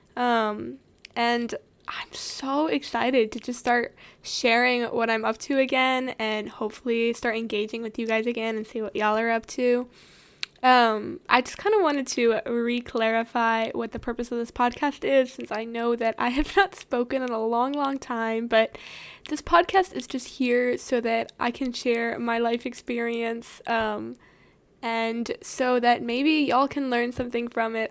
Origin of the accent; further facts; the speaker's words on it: the South, United States; growing up in the South